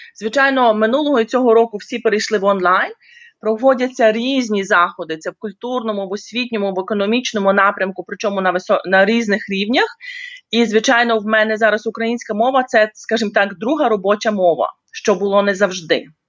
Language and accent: Ukrainian; Ukraine; moved away as an adult; now in South Africa; Я народилась і виросла в Україні